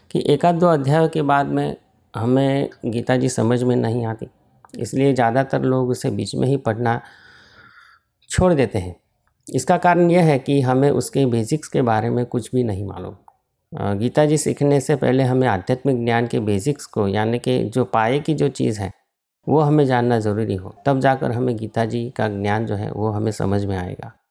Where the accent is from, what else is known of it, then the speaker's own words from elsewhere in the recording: Ahmedabad, Gujarat, India; और मैं अहमदाबाद का रहने वाला हूँ